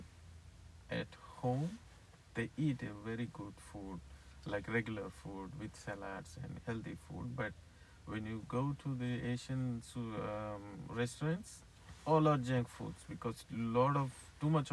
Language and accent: English; India; I'm from India